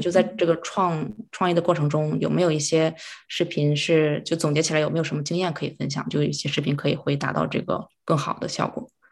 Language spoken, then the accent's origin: Chinese; Harbin, Heilongjiang, China; moved away as an adult; now in Vancouver, Canada; 我是哈尔滨人，然后呢，七年之前是来到加拿大这边读书，啊，本科学的是商科，就毕业之后我是在一个银行，在这边的银行工作